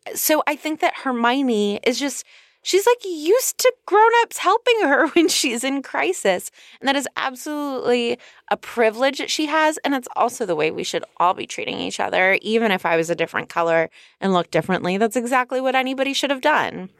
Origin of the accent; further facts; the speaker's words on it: California, United States; I'm from California.